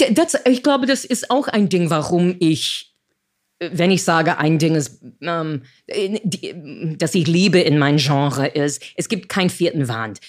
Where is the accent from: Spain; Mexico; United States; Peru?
United States; German is a second language; moved away as an adult; also born or lived in New York; now in Berlin, Germany; ich als Amerikanerin, ich bin in die 60er Jahre groß geworden